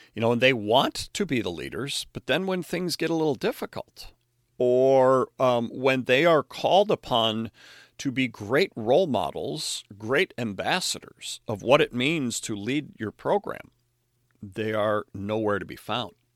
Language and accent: English; Chicago, Illinois, United States; as a Chicago Bears fan growing up in the Chicago area